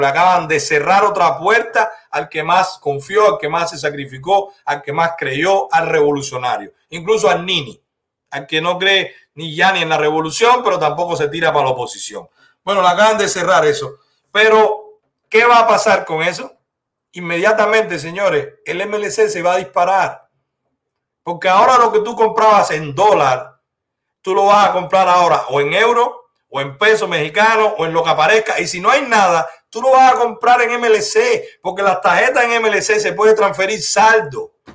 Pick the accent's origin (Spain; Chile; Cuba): Cuba; now in Dominican Republic; somos los cubanos